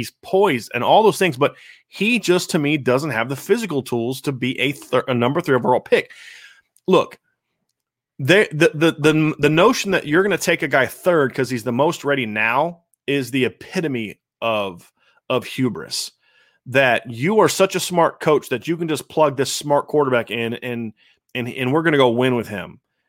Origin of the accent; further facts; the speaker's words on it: California, United States; I grew up in the Bay, and I couldn't agree more that I will be pissed if the Niners take Mac Jones.